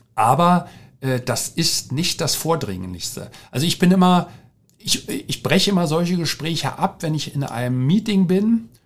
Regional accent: Berlin, Germany; moved away; also born or lived in Asia; Ich bin gebürtiger Deutscher, äh, groß geworden in Berlin, in Rudo

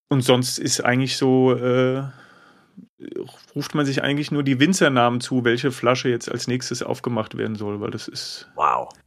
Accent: Hesse, Germany; aus dem Rheingau.

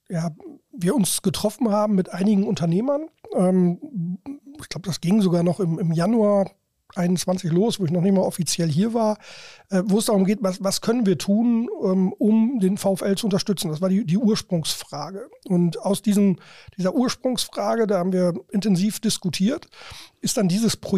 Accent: Lower Saxony, Germany; also born or lived in Ruhr area; ich bin im Emsland groß geworden, ich bin assimilierter Ruhrgebietler, das, das auch, ich war in Mainz, ich war in Hamburg.

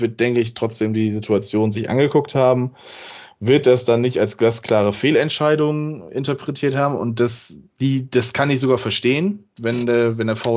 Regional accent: Bremen, Germany; den ich als Bremer ganz ehrlich sagen muss

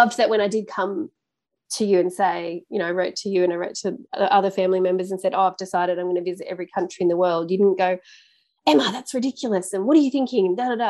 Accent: Australia; Being Australian, we like to do that.

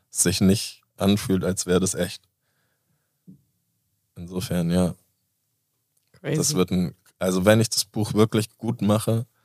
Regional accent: Basel, Basel-Stadt, Switzerland; ich komme aus Basel.

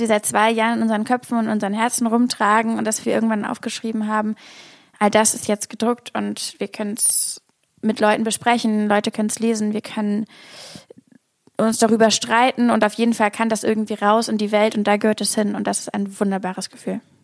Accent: Hamburg, Germany; now in Berlin, Germany; Ich komme aus Hamburg

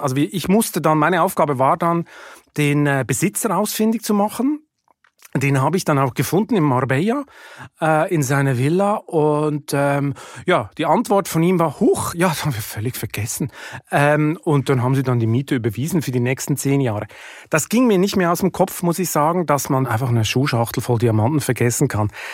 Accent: Lucerne, Switzerland; moved away as an adult; also born or lived in Hamburg, Germany; now in Germany; ich komme aus Luzern, da wächst man am See auf

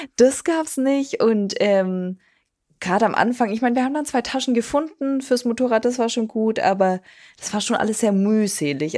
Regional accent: Germany; was man so macht als Deutscher

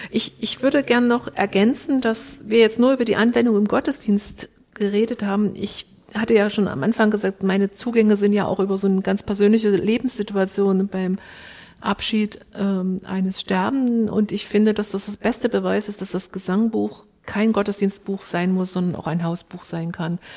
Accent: Saxony, Germany; accent: Saxon; da haben wir wieder unseren sächsischen Dialekt. Das kriegen wir nicht raus.

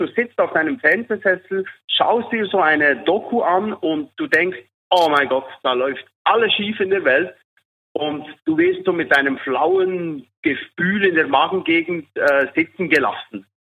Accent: Switzerland; Bei uns in der Schweiz

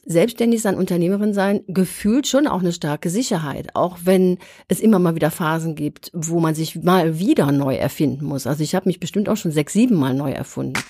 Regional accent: Germany; wir Deutschen

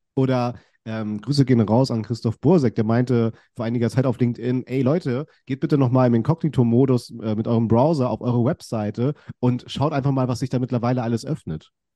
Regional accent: Kiel, Schleswig-Holstein, Germany; ich bin ja in Kiel aufgewachsen

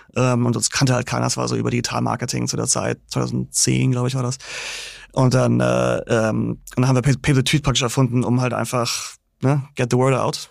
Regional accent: Großhansdorf, Schleswig-Holstein, Germany; moved away as an adult; also born or lived in Hamburg; now in New York, United States; ich bin aufgewachsen in Großhansdorf, Endstation Nummer 1. Und dann bin ich in die Stadt gezogen, als ich irgendwie so 18 war oder so.

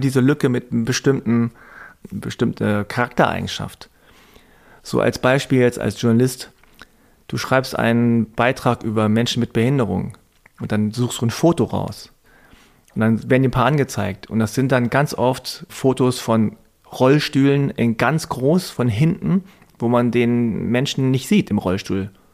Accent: Hanover, Lower Saxony, Germany; als Kind und Jugendliche als ich. Damals in Hannover, in so einem Vorort mit zwei, drei koreanischen Familien

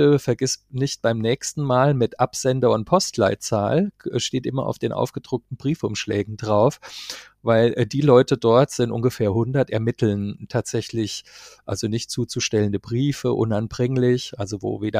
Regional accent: Marburg, Hesse, Germany; Ich kann zwar nicht als Karnevalshochburg in meiner Heimatstadt Marburg glänzen

